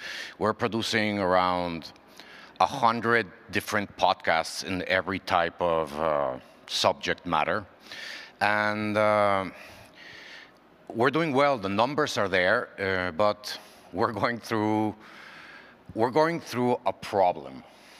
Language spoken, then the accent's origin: English; Mexico City, Mexico; English is a second language; I'm from Mexico City